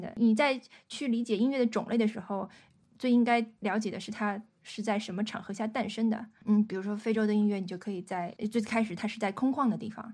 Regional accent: northern China, China; 我是嗯。北方人嘛

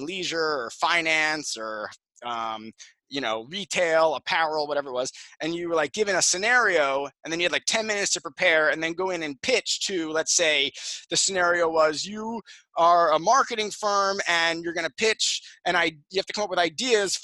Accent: Jersey Shore, New Jersey, United States; I grew up in New Jersey, on the Jersey Shore

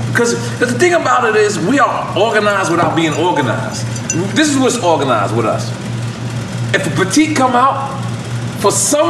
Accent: New York, United States; 28, I'm from New York. You know, I talk fast.

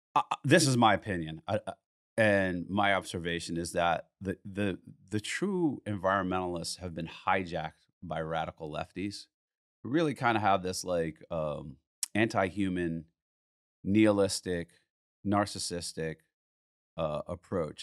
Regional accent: United States; as an American

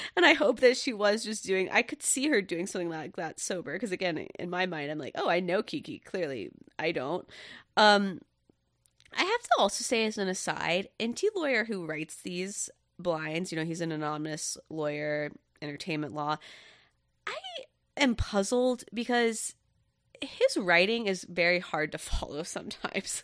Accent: Satellite Beach, Florida, United States; I grew up for most of my life in Satellite Beach, Florida

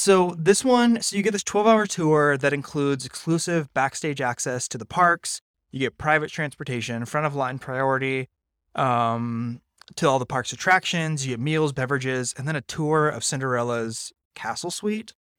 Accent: Napa, California, United States; I grew up in Napa

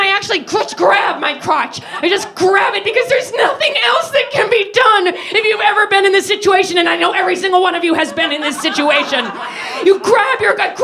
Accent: United States; I'm American

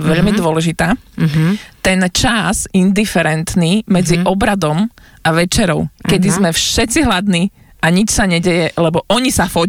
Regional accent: eastern Slovakia, Slovakia; ja som z východu, u nás je veľmi populárna redovi.

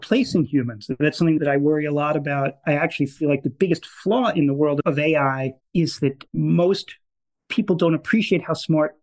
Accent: Long Island, New York, United States; I grew up in New York on Long Island. I grew up in a suburb of Manhattan.

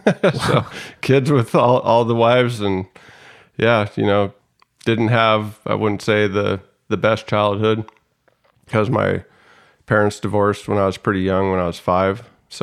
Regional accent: San Diego, California, United States; also born or lived in Oregon; I think I moved down to San Diego from Oregon in 88 or 89, and I started third grade here in San Diego in a town called Mira Mesa. And I lived in Mira Mesa from third to seventh grade, and it was a good time.

